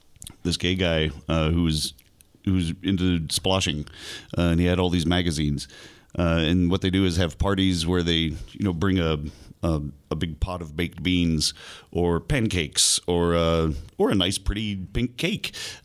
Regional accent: Florida, United States

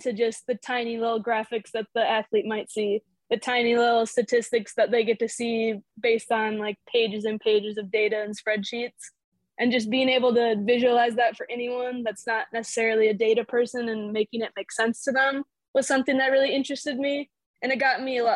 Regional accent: Burnsville, Minnesota, United States; moved away as an adult; now in Frostburg, United States; I actually grew up right in the Twin Cities in Burnsville, a smaller suburb south of Minneapolis

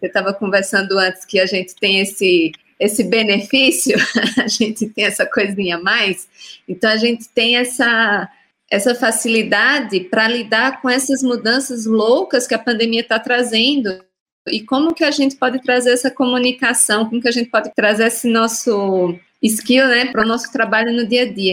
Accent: Northeast Region, Brazil; eu sou do Nordeste

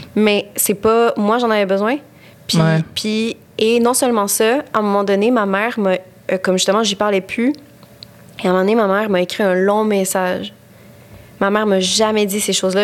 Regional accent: Quebec, Canada; je suis québécoise, je suis ici, je suis québécoise

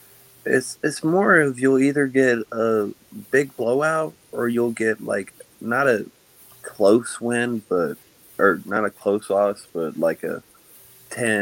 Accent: Waynesville, North Carolina, United States; I'm from Waynesville, North Carolina

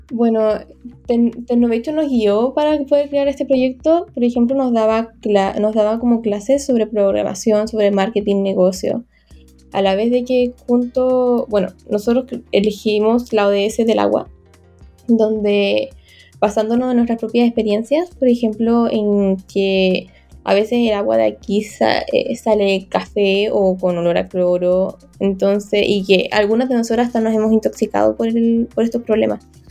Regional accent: Vallenar, Atacama, Chile; soy de Vallenar

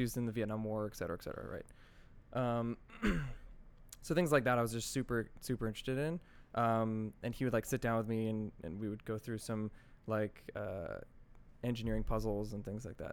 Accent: Secaucus, New Jersey, United States; also born or lived in White Plains, New York / Connecticut / New York; I grew up mostly in, in Secaucus, New Jersey.

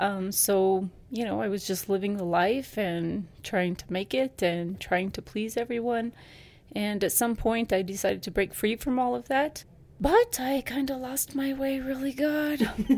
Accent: Ecuador; moved away; Yes, I grew up in Ecuador.

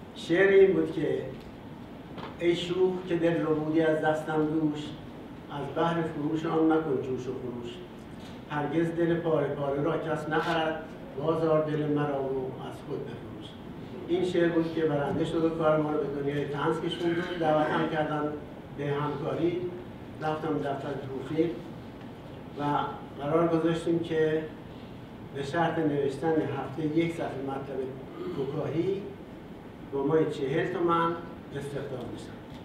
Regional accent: Iran; ما ایرانی هستیم

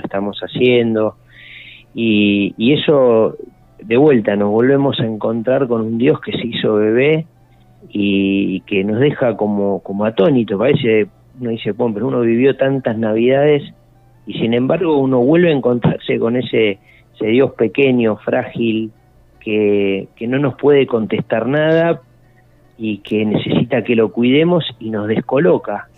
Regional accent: Argentina; somos argentinos

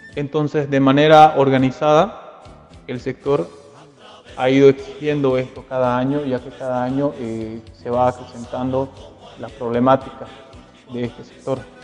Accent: Norte Integrado, Santa Cruz, Bolivia; soy del departamento de Santa Cruz, específicamente de la zona del norte integrado

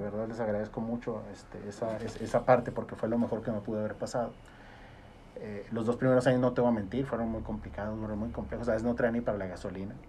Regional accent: Gómez Palacio, Durango, Mexico; Yo, soy oriundo de Gómez, vivo en Gómez.

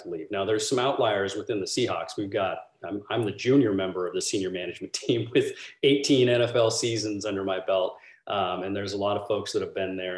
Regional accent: Washington, United States; moved away; also born or lived in Orlando, Florida; I'm from Washington State

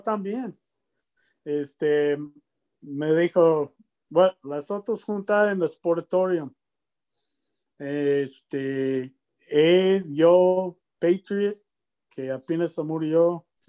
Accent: Lubbock, Texas, United States; Spanish is a second language; moved away; also born or lived in Mexico / Puerto Rico; cuando yo estoy niño en Lubbock, ¿no? Yo nací en Lubbock, Texas

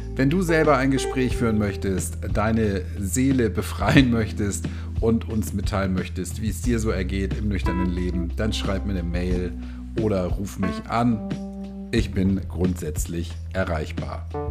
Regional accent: Hamburg, Germany; accent: leichter Hamburger Einschlag (light Hamburg accent); als Hamburger

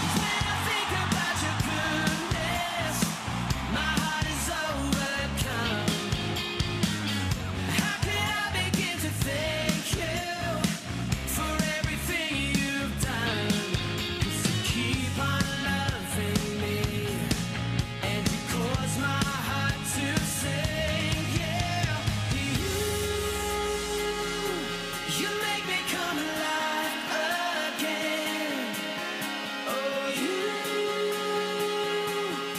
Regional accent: the South, United States; moved away; I came from the South

